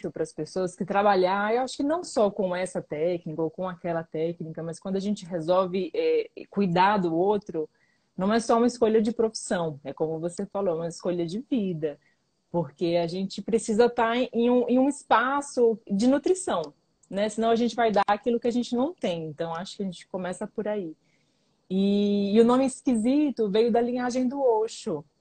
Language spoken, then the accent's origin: Portuguese; Pernambuco, Brazil; moved away; also born or lived in Chapada Diamantina / São Paulo; Eu sou pernambucana um e não baiana.